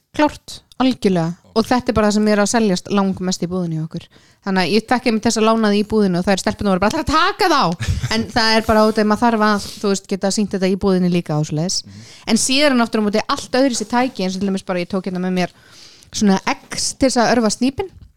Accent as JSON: {"language": "Icelandic", "country": "Iceland", "said": "ég er sko frá Íslandi"}